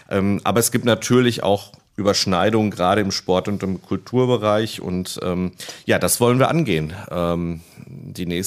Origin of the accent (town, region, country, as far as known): Iserlohn, North Rhine-Westphalia, Germany; born or raised there; also born or lived in Greece